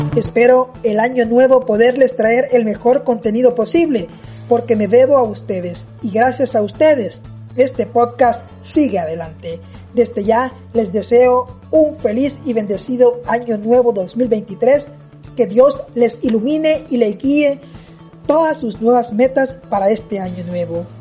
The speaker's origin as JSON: {"language": "Spanish", "country": "El Salvador", "said": "así somos los salvadoreños"}